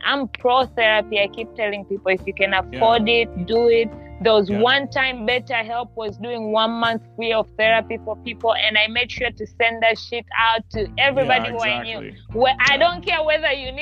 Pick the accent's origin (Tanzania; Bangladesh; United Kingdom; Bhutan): Tanzania; moved away as an adult; now in United States; I'm from Tanzania in East Africa